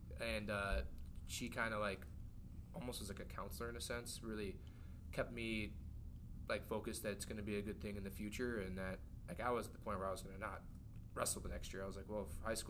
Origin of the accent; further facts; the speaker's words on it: Armstrong, Iowa, United States; also born or lived in Sheldon, Iowa; I grew up in Armstrong, Iowa